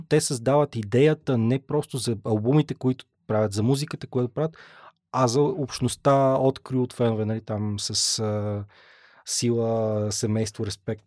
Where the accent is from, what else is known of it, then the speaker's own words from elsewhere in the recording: Pazardzhik, Pazardzhik Province, Bulgaria; аз съм от Пазарджик родом